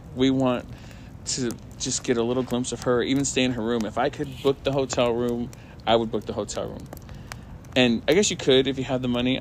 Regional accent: California, United States; I'm from California

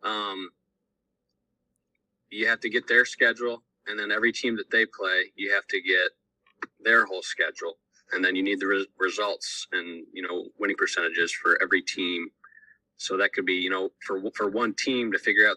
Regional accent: Defiance, Ohio, United States; I live over in Northwest Ohio, right outside of Defiance. I'm graduated from Ayersville High School

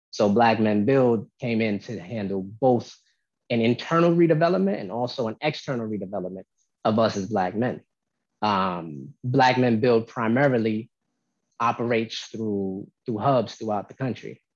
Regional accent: Albany, New York, United States; also born or lived in Oakland, California; I was born in Oakland, but I was raised in North Albany Projects

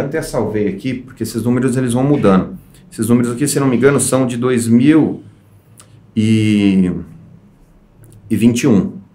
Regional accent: Campinas, São Paulo, Brazil; eu sou nascido em Campinas.

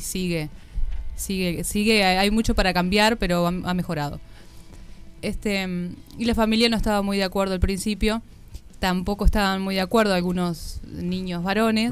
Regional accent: Uruguay; todos los uruguayos y las uruguayas conocemos el, la historia

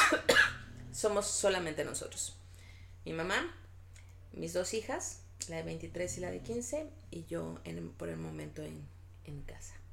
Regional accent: Guadalajara, Jalisco, Mexico; somos de Guadalajara, estamos en Guadalajara

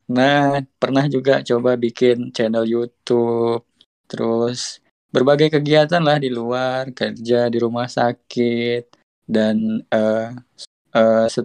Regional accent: Tembilahan, Riau, Indonesia; Inhil Kedutaan Hildo tepatnya di uh, Kota Tembilahan, SMA 1 Kota Tembilahan. Itu pun kalau mau uh, ke daerah saya itu mesti naik kapal laut.

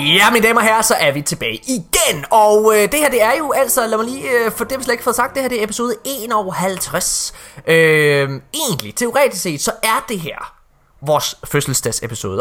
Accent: West Jutland, Central Denmark Region, Denmark; hele min nationalitet som vestjyde

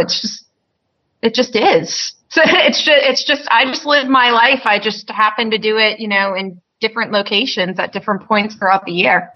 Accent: Maine, United States; moved away as an adult

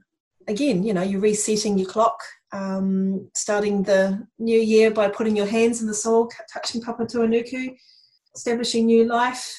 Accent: Tauranga, Bay of Plenty, New Zealand; moved away as an adult; now in Christchurch, New Zealand; I grew up in Tauranga

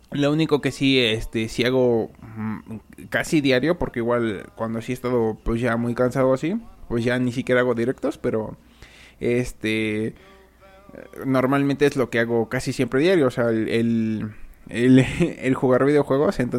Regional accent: Mexico; la mayoría de, del, público es de España y yo soy de México

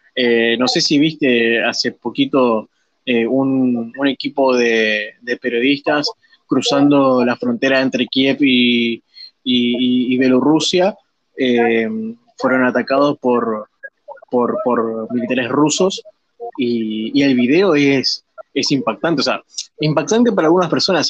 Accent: Argentina; nosotros como, argentinos

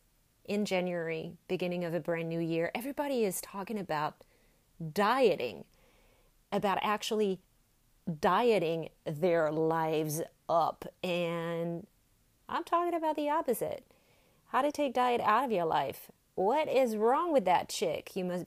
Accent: French Alps, France; accent: French; English is a second language; moved away as an adult; now in United States; Born and raised in France, French Alps, as a matter of fact.

